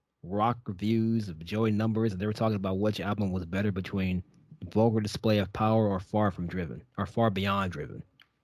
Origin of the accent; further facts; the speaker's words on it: Ohio, United States; it had to happen in my home state.